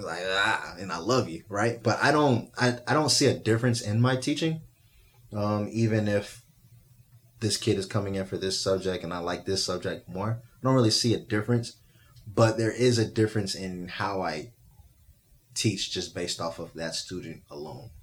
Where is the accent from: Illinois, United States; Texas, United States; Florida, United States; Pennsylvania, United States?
Texas, United States; Spring; moved away as an adult; also born or lived in Little Rock, Arkansas / Washington, District of Columbia, United States; I'm from Little Rock, Arkansas, by the way. Uh, grew up in Spring, Texas